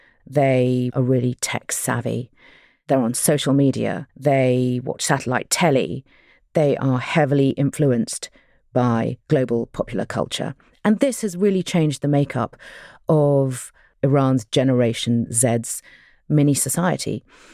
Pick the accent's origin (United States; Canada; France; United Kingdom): United Kingdom; I'm …, and I'm a British-Iranian journalist, documentary maker, and author.